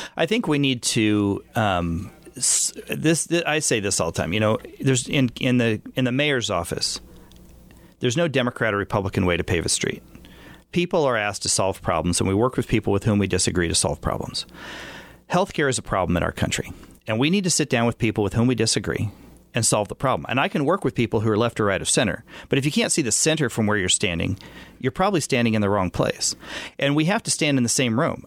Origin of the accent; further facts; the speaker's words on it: Wyandotte County, Kansas, United States; I'm from Wyandotte